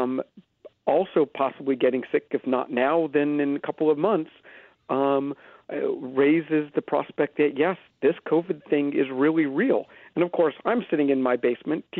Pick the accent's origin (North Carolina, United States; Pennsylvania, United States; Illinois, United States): Pennsylvania, United States; Philadelphia; now in Canada; I am an American. I grew up in Philadelphia.